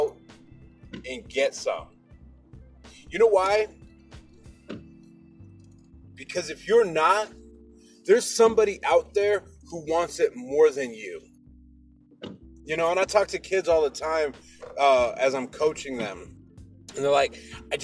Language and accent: English; Seattle, Washington, United States; I'm from Seattle